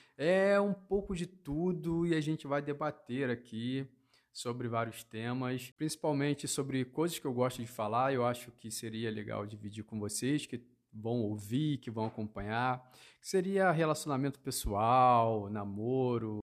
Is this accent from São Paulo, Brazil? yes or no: no; Rio de Janeiro, Brazil; moved away as an adult; now in Londrina, Brazil; eu sou carioca, nascido na cidade do Rio de Janeiro, vim parar em Londrina, que é a minha atual cidade